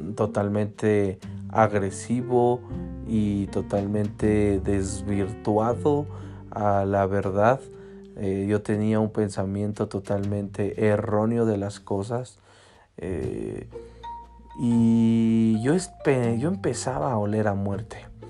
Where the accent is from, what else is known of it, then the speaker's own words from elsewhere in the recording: Cuautitlán Izcalli, State of Mexico, Mexico; un parque de aquí de mi municipio. Yo soy de Cuautitlán Izcalli